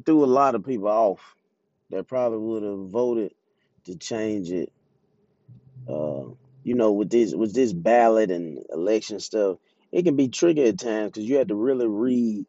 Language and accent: English; Jackson, Mississippi, United States; I'm from Jackson, Mississippi. You can probably hear it in my accent